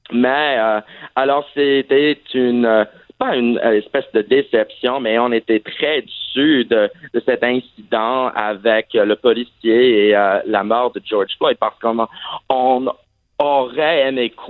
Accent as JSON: {"language": "French", "country": "Saudi Arabia", "tie": "born or raised there", "also_born_or_lived": "Vermont, United States", "said": "en fait, j'ai grandi à l'étranger et ah, en fait, j'ai grandi en Arabie Saoudite, mais malheureusement, je n'avais pas l'occasion d'apprendre l'arabe."}